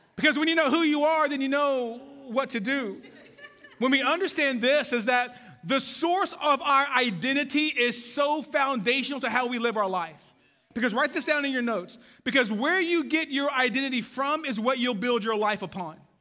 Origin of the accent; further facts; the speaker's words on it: Waco, Texas, United States; moved away; I am from Waco, Texas